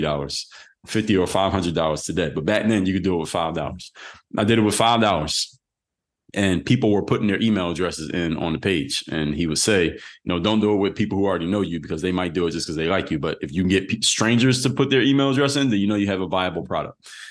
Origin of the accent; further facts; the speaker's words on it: Philadelphia, Pennsylvania, United States; I'm from Philly